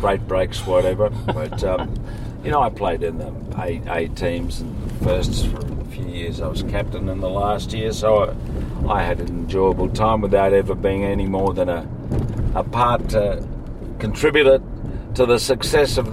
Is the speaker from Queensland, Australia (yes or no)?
no; Sydney, New South Wales, Australia; I grew up in Bellevue Hill, for the most part.